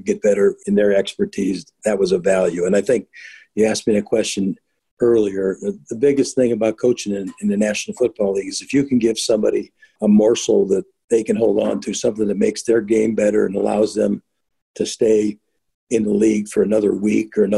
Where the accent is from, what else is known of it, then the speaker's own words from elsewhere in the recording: Chicago, Illinois, United States; moved away; the 85 Bears, my hometown team